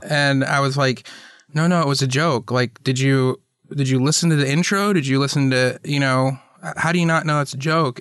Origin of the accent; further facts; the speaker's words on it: Atlanta, Georgia, United States; I grew up in Atlanta.